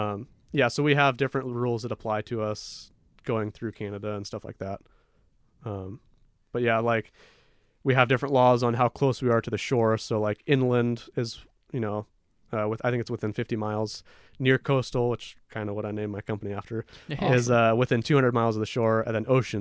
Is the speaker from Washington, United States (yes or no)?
yes; Seattle, Washington, United States; So we grew up in Seattle, and we go to Southeast Alaska.